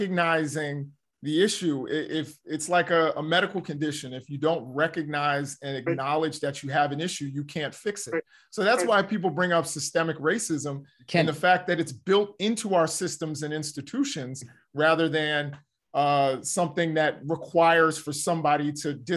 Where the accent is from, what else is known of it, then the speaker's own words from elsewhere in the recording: Baltimore, Maryland, United States; also born or lived in Hyattsville, Maryland; I'm from the Baltimore area